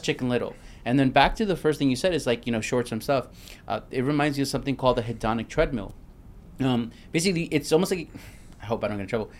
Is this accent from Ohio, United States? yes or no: no; New York City, New York, United States; moved away; I'm from Brooklyn